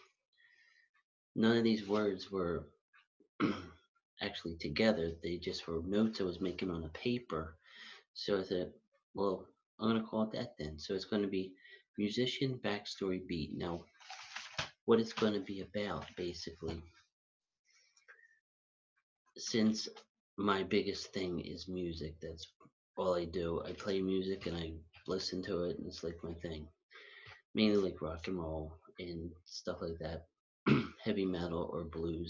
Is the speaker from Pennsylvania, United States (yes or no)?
yes; Philadelphia, Pennsylvania, United States; also born or lived in Huntingdon Valley, Pennsylvania; now in Rydal, United States; I was born and raised in Philadelphia, and right now I live in Rydal, PA, with my sister